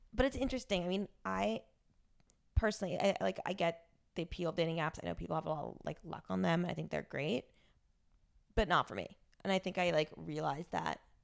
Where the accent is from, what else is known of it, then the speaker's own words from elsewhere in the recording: Rumson, New Jersey, United States; now in New York, United States; me living in a suburb in Jer-, New Jersey